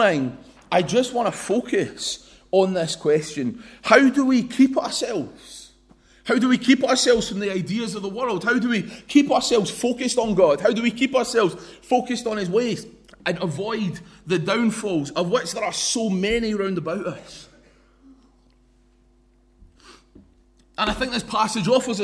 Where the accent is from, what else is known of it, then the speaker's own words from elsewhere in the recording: London, United Kingdom; I was born in East London